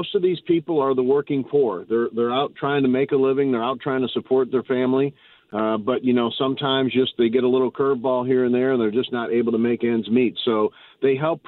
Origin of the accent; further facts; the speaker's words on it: St. Louis, Missouri, United States; I grew up in North City, and so I'm from Baden and Walnut Park area